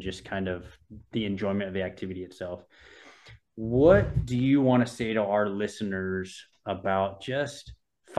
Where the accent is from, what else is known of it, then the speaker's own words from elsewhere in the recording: Southern California, United States; I grew up in Southern California